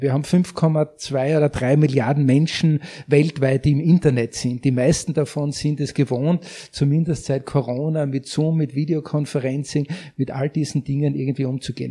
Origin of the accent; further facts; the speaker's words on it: Austria; bei uns in Österreich